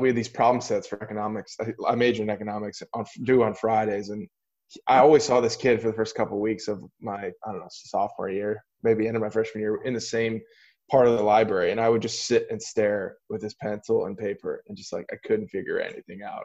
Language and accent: English; Metairie, Louisiana, United States; also born or lived in Boston suburbs; now in Pittsburgh, United States; I was born there. Brother and sister both born in New York, and um, my dad just kind of settled into a private his own private practice there that he built, and then just flourished and um, we, and you know ended up staying there my whole childhood